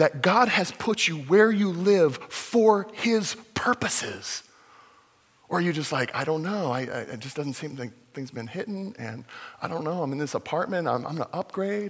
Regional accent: Fullerton, California, United States; my home church that I grew up in Fullerton

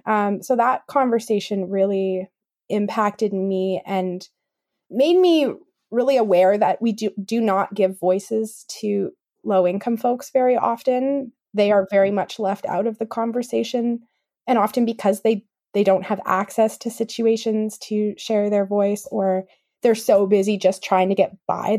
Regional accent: Kamloops, British Columbia, Canada; also born or lived in West Kootenays; I grew up in Kamloops

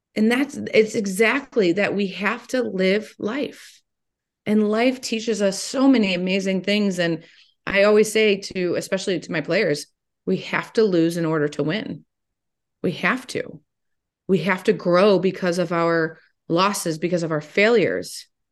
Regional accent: Toledo, Ohio, United States; I am from Toledo

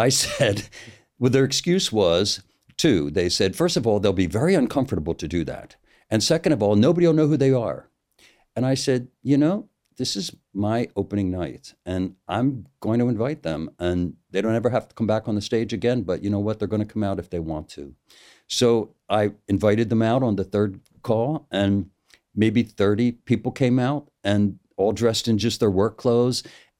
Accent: United States; I'm an American

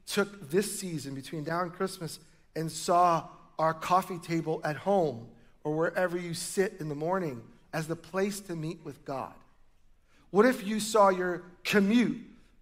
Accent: New York, United States; now in Oregon, United States; I grew up in New York

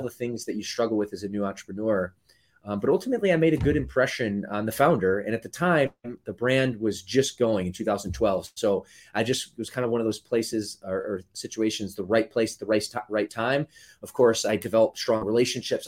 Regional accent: Michigan, United States; moved away as an adult; also born or lived in Midwest; now in Southern California, United States; I grew up, the later part of my childhood in the state of Michigan where she was from.

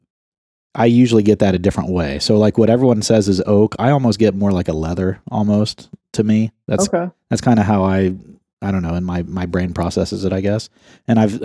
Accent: Ohio, United States; I'm from Ohio

